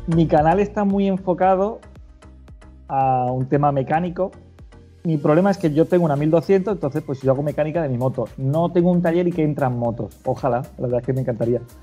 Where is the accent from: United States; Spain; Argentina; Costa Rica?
Spain; Málaga, Andalusia; moved away as an adult; also born or lived in Cádiz / El Puerto de Santa María; now in A Coruña, Spain; yo nací en Málaga